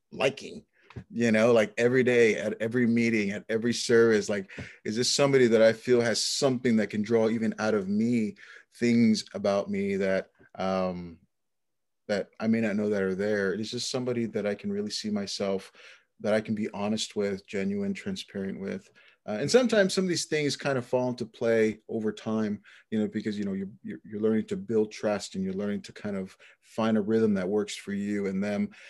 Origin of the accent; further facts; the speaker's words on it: Lower Valley Yakima, Washington, United States; also born or lived in Naples, Florida; the Lower Valley Yakima, where I was raised with the rest of my siblings.